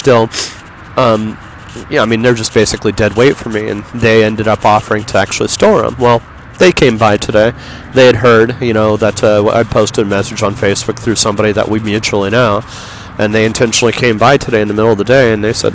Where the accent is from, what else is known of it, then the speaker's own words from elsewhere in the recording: Yorba Linda, California, United States; also born or lived in Los Angeles; I'm from Los Angeles, or I'm from Yorba Linda